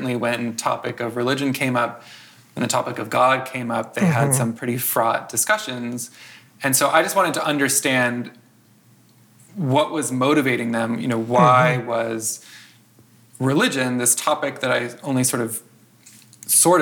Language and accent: English; outside of Chicago, Illinois, United States; I grew up outside of Chicago.